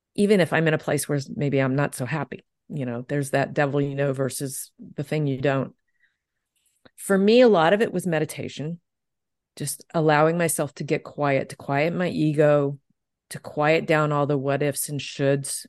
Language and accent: English; Deep South, United States; I grew up in the Deep South